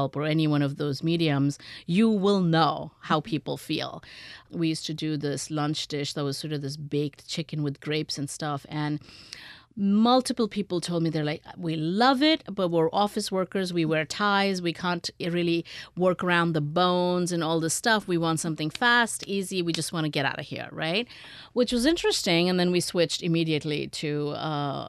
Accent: India; moved away; I grew up in India

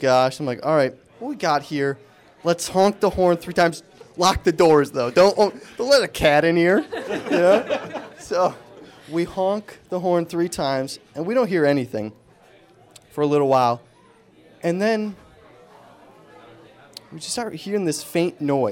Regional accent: Angola, New York, United States; moved away; also born or lived in Buffalo; I'm originally from Buffalo, so I grew up there

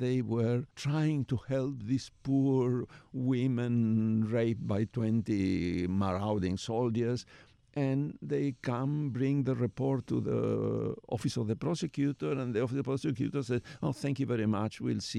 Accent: Argentina; English is a second language; Well, I'm Jewish from Argentina, which is a very peculiar

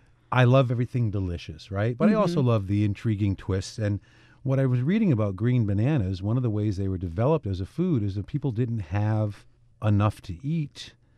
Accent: New Haven, Connecticut, United States; I grew up in New Haven, which is a pretty good melting pot city.

